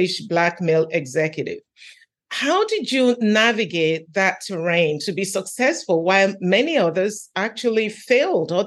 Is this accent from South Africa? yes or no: no; England, United Kingdom; now in United States; I was born in England